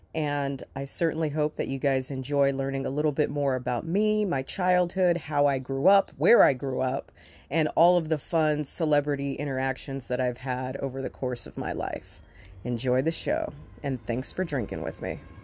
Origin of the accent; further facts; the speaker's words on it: Culver City, California, United States; moved away as an adult; I grew up in Culver City